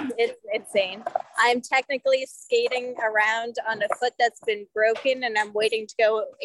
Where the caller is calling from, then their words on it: St. Petersburg, Florida, United States; I am coming from St. Pete, Florida.